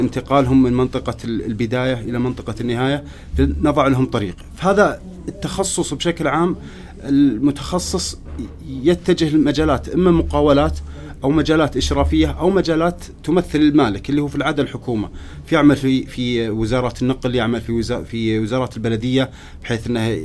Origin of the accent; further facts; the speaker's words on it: Riyadh, Riyadh Province, Saudi Arabia; also born or lived in Canada; عندنا في الرياض